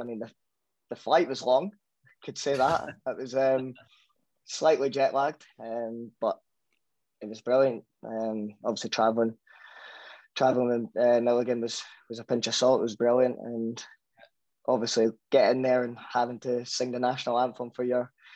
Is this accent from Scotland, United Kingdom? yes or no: yes; Scotland, United Kingdom; I'm fully Scottish